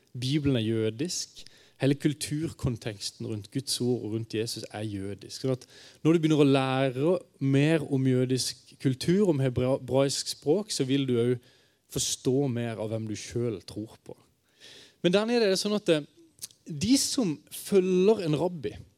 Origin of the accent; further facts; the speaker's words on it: Kristiansand, Agder, Norway; now in Bergen, Norway; Jeg kommer fra Kristiansand. Øh, men jeg bor øh, rett øh, over fjellet i sentrum av Bergen nå